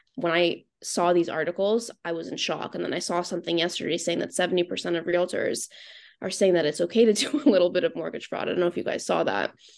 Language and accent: English; Thornhill, Ontario, Canada; I grew up in Thornhill.